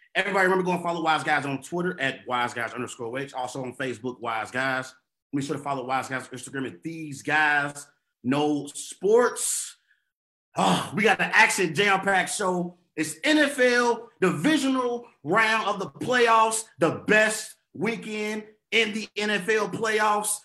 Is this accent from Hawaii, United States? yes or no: no; Cincinnati, Ohio, United States; my hometown squad, the Cincinnati Bengals